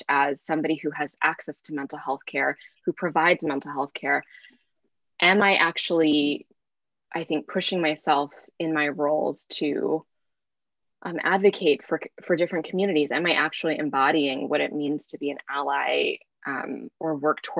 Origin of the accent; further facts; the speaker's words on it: Bay Area, California, United States; growing up in the Bay Area. I grew up in a time here